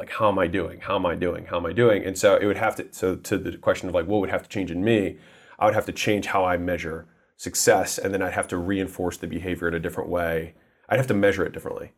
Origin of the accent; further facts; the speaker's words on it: United States; I was born in America